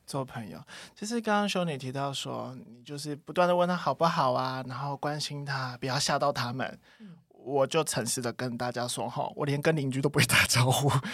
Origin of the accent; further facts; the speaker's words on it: Taiwan; 我们自己身为台湾人